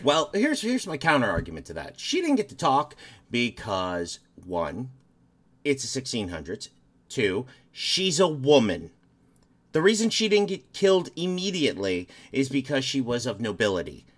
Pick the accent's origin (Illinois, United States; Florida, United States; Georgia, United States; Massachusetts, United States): Illinois, United States; Chicago; moved away; I'm from the Chicagoland area originally